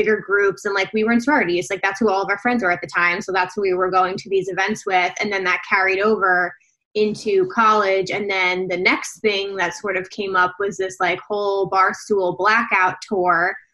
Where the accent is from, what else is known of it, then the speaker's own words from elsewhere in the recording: New Jersey, United States; we're also from New Jersey